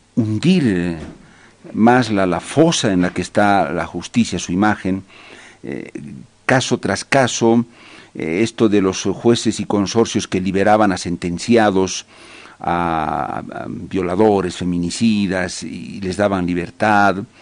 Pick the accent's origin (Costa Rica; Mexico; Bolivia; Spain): Bolivia